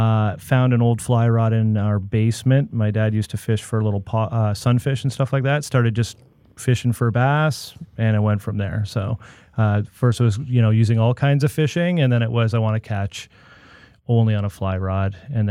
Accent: Grimsby, Ontario, Canada; also born or lived in Toronto; I'm originally from Toronto, but I think my formative years would be in the Niagara region. So my dad likes to think he was the first commuter. So he moved from downtown Toronto to the Grimsby area.

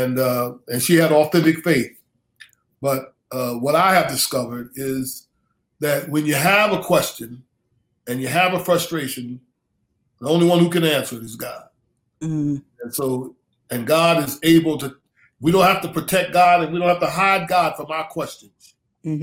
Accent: Philadelphia, Pennsylvania, United States; I grew up in Philadelphia, mm-hmm. in inner city schools, went to West Philadelphia High School

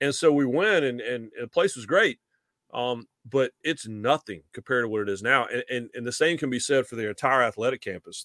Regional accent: Raleigh, North Carolina, United States; moved away as an adult; now in Charlotte, United States; I grew up in Raleigh

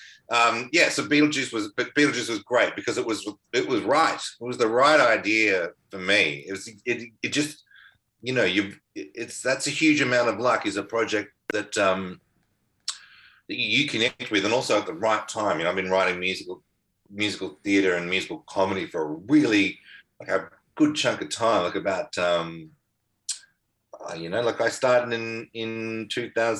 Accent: Melbourne, Victoria, Australia; moved away as an adult; the suburb I grew up in Melbourne, Mentone

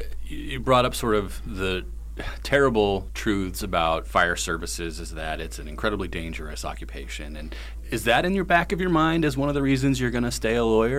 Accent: Massachusetts, United States; growing up in Massachusetts

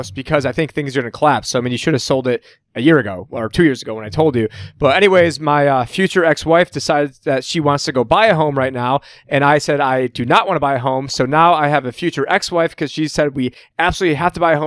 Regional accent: New York, United States; moved away as an adult; now in Arizona, United States; I'm from New York

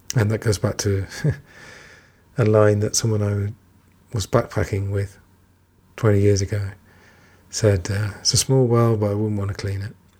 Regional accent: England, United Kingdom; I'm English

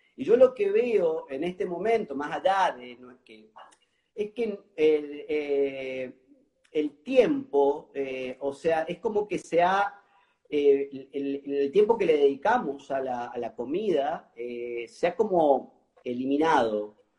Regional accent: Mendoza, Argentina; now in Argentine Litoral, Argentina; soy, soy, soy de Mendoza y ahora estoy viviendo en el litoral

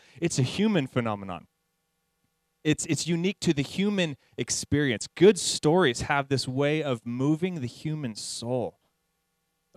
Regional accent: San Jacinto, California, United States; also born or lived in Hemet, California; I grew up actually in San Jacinto, which is like in the same valley as Hemet

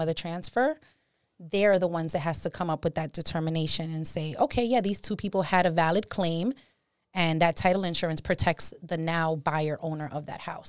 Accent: New York City, New York, United States; moved away as an adult; now in Hudson Valley, United States; Born and raised in the Bronx.

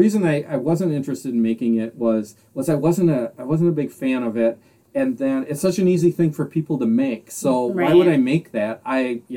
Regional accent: Southern Door County, Wisconsin, United States; I grew up in Southern Door County, around cherry orchards.

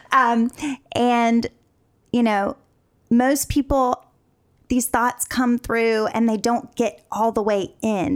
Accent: North Carolina, United States; moved away as an adult; now in Los Angeles, United States; across the country from North Carolina Uh, so I grew up in the South

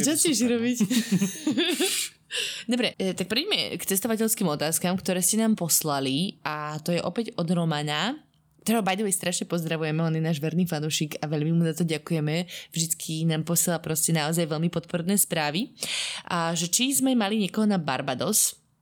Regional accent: Slovakia; now in Dubai, United Arab Emirates; nie som až tak často teda doma na Slovensku

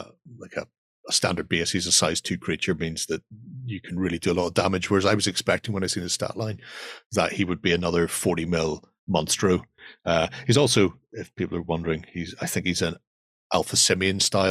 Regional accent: Ireland; being Irish

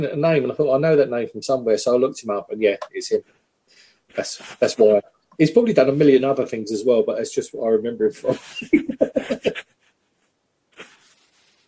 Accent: United Kingdom; we are British

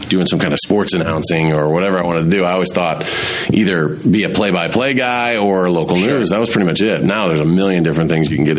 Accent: Fort Wayne, Indiana, United States; moved away as an adult; now in Madison, United States; my hometown of Fort Wayne, Indiana, where I grew up

